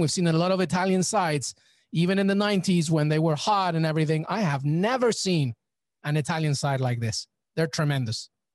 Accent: England, United Kingdom; also born or lived in Peru; I'm Peruvian, but I grew up in England

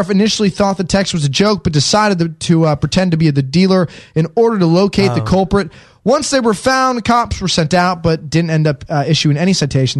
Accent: Barrington, Illinois, United States; moved away; So I'm from Barrington, Illinois. Naperville, Illinois is fairly close by. I'd say less than an hour.

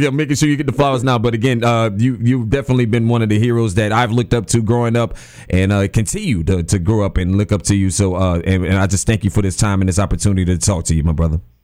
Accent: New Orleans, Louisiana, United States; as a kid growing up, I grew up in New Orleans

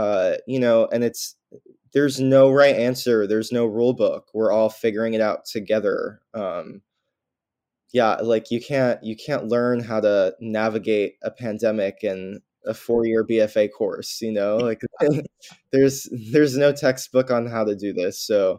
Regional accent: New York, United States; I mean, I'm a New Yorker nowhere type of person because I grew up here and I don't really know anything else.

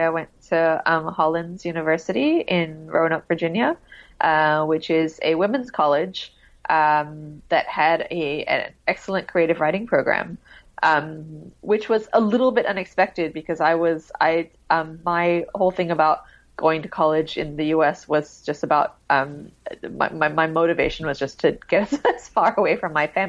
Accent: Singapore; I think when I was growing up in Singapore, because we moved internationally so much and then we would come back here, I just didn't really feel like I belonged very much.

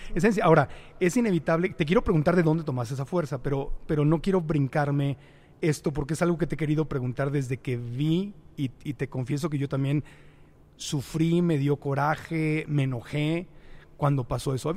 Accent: Mexico; como mexicano

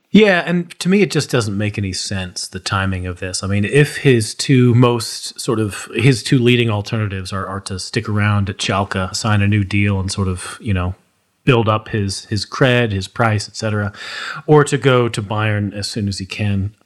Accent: United States; as an American

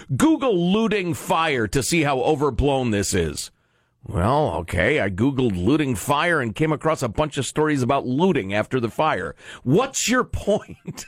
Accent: Chicago, Illinois, United States; moved away; I'm from Chicago. I grew up wearing flannel so I wouldn't get frostbite on my nipples.

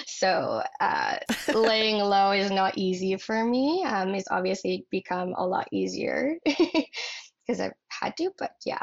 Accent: northern Ontario, Canada; now in Toronto, Canada; I grew up in a rural, very rural town in northern Ontario. Oh yeah, I'm from Canada.

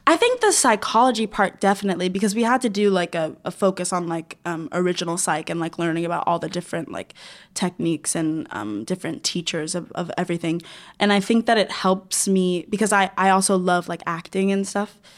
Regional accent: Florida, United States; moved away; I'm from Florida

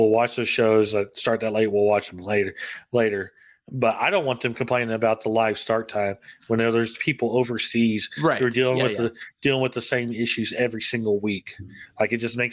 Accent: United States; I'm American

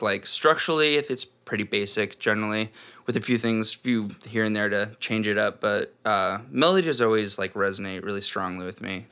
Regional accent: Snohomish, Washington, United States; also born or lived in Seattle; I was born here in Seattle and grew up in Snohomish, which is like a big small town, 30 minutes, 40 minutes north of Seattle.

